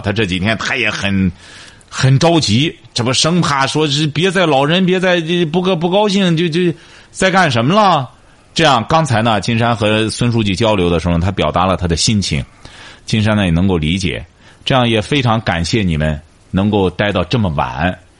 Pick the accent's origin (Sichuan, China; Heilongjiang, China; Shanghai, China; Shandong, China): Shandong, China; Jinan; 这是我们济南人应该感觉到非常自豪的